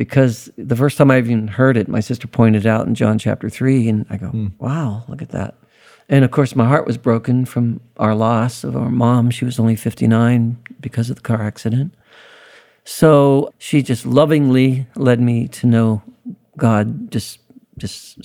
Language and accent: English; Youngstown, Ohio, United States; I was born in Youngstown, Ohio, Northside Hospital, in 1951, March